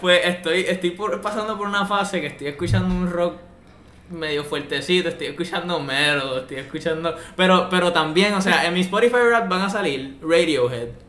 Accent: Puerto Rico; escucho trap y reggaetón de Puerto Rico porque soy boricua

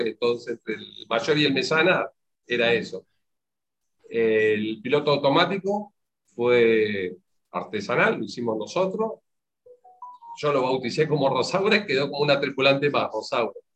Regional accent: Mendoza, Argentina; moved away; also born or lived in Comodoro Rivadavia; Yo estaba recién llegado a Comodoro, porque soy de Mendoza

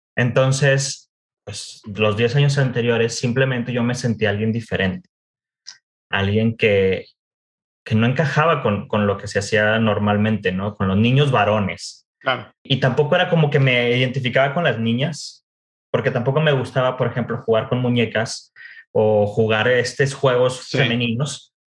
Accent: Monterrey, Nuevo León, Mexico; moved away as an adult; also born or lived in United States / Mexico City / France; soy originario de Monterrey. Vaya, eh, eh, es, es algo importante mencionarlo porque gran parte de mi historia está relacionada con la cultura regiomontana. Entonces, nací y crecí

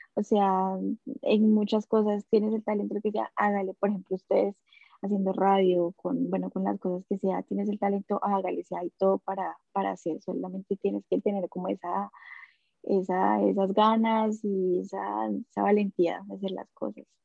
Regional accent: Soacha, Cundinamarca, Colombia; moved away as an adult; also born or lived in Bogotá, Colombia; now in Australia; yo nací allá en Bogotá, en Colombia, en una familia súper humilde. Yo viví toda mi vida en Soacha.

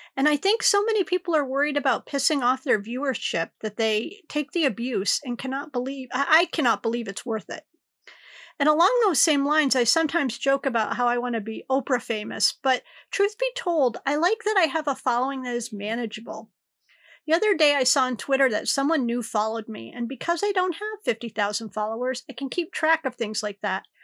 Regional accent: Connecticut, United States; I'm from Connecticut

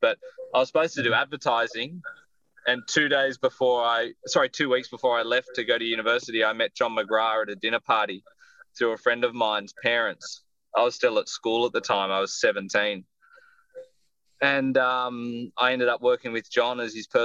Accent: Sydney, New South Wales, Australia; I grew up in Botany, near the airport

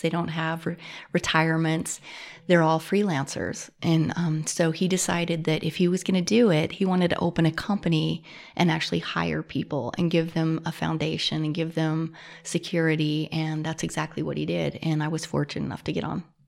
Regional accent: Butte, Montana, United States; born and raised, um, lived here for fifty-one years. So I was, I was born in Butte, Montana, and lived here my whole life.

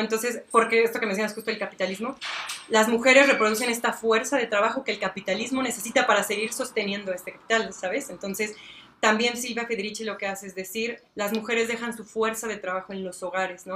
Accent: Celaya, Guanajuato, Mexico; soy de aquí de Celaya, nací aquí

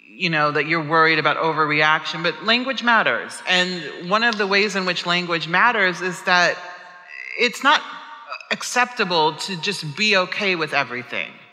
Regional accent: Omaha, Nebraska, United States; I'm from Omaha, Nebraska, which is a very rural place in the middle of the United States, and we were the only black family in the neighborhood growing up

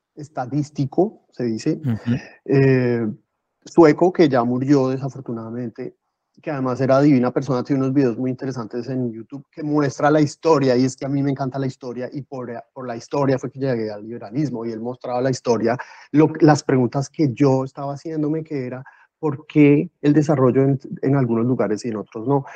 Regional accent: Bogotá, Colombia; moved away as an adult; now in Ávila, Spain; yo soy de Bogotá, que son 10 millones

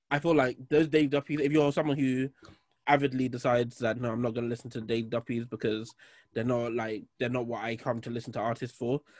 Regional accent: Birmingham, West Midlands, United Kingdom; I'm from Birmingham, bro. 0121.

